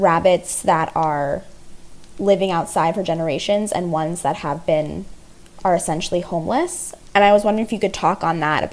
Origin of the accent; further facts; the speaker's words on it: Northeast, United States; moved away; I'm from the Northeast